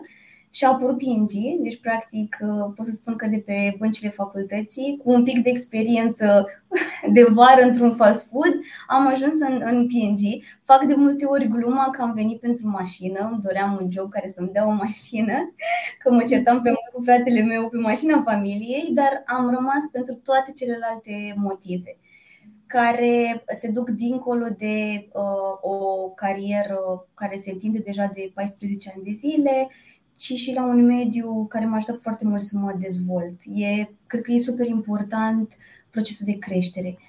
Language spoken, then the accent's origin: Romanian; Piatra Neamț, Neamț County, Romania; now in Bucharest, Romania; am 36 de ani, vin din Piatra Neamț, deci eu uh, ca uh, am căutat visul american la București